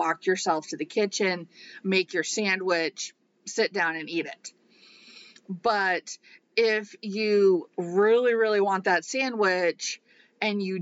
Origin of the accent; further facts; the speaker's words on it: Iowa, United States; growing up in Iowa